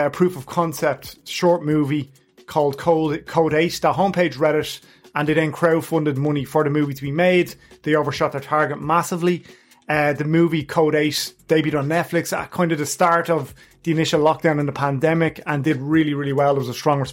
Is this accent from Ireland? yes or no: yes; Ireland; We're Irish